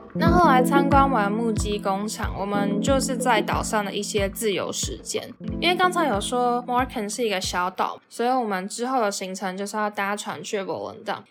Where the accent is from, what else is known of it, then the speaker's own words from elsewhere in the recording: Taiwan; 我们是来自台湾